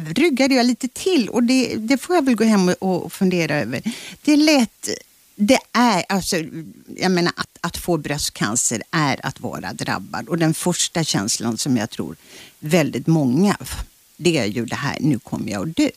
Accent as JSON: {"language": "Swedish", "area": "Kyrkö, Karlskrona archipelago", "region": "Blekinge", "country": "Sweden", "tie": "born or raised there", "moved": "yes", "said": "den skärgårdsö där jag är född"}